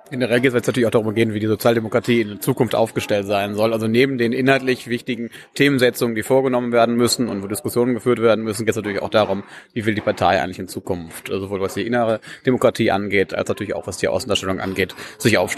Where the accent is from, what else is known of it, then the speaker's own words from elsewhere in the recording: Duisburg, North Rhine-Westphalia, Germany; ich komme hier aus Duisburg